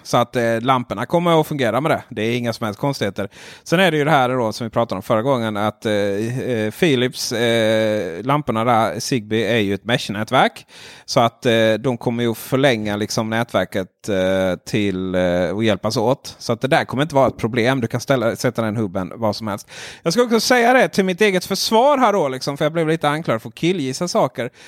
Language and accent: Swedish; Ronneby, Blekinge, Sweden; jag är från Ronneby